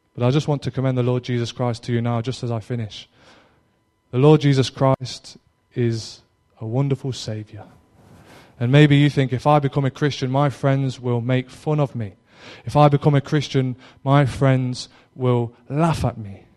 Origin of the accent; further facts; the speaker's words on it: Derby, East Midlands, United Kingdom; now in Cornwall, United Kingdom; I'm originally from Derby, which is in the Midlands